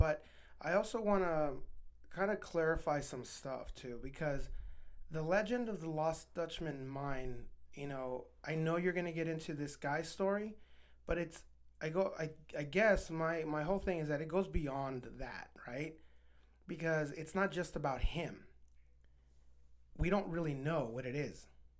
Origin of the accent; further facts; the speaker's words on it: Juarez, Chihuahua, Mexico; and I grew up in Juarez. I knew a lot of old men with donkeys